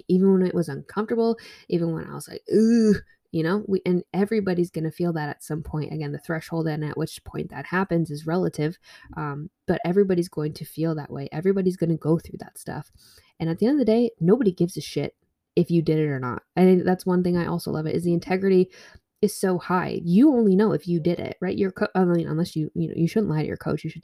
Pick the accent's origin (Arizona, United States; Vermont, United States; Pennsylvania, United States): Vermont, United States; I grew up in Vermont.